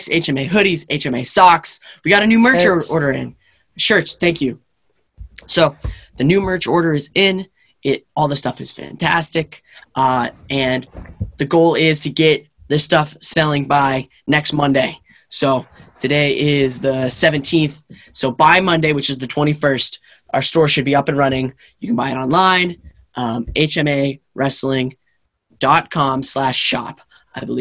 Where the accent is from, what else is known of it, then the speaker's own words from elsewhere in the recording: United States; I'm an American.